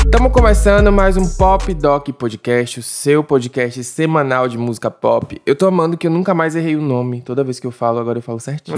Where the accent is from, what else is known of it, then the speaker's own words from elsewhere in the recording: Brazil; mas eu sou brasileiro